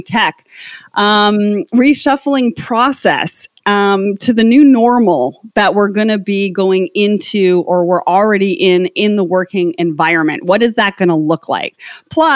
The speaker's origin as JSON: {"language": "English", "country": "Canada", "said": "I come from Canada"}